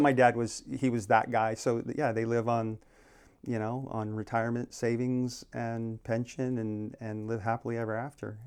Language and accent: English; Phoenix, Arizona, United States; now in Maui, United States; I grew up in, uh, born and raised in Phoenix, Arizona